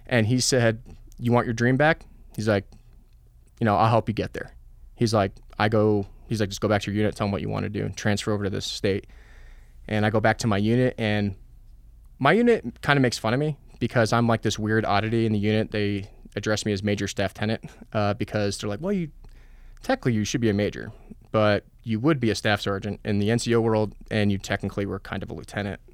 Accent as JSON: {"language": "English", "region": "New Jersey", "country": "United States", "tie": "born or raised there", "also_born_or_lived": "Poughkeepsie, New York / Colorado Springs, Colorado", "moved": "as an adult", "said": "I was born in Poughkeepsie, New York. Uh, grew up in Jersey."}